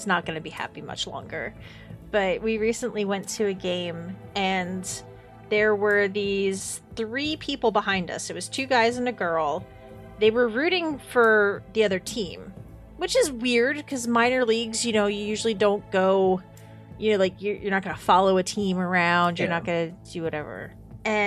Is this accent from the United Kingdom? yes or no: no; Reading, Pennsylvania, United States; I grew up about 15 minutes outside of the city